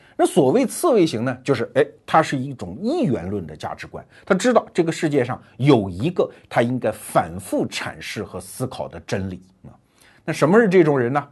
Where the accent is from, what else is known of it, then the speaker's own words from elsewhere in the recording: China; 我们中国人